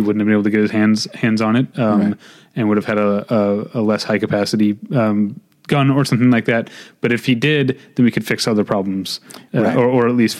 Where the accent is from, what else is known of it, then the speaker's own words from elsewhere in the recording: United States; I as an American.